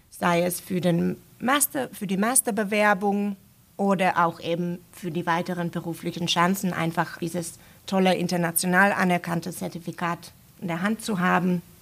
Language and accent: German; Finland; first language Finnish; German is a second language; ich spreche Deutsch, Englisch und meine Muttersprache Finnisch.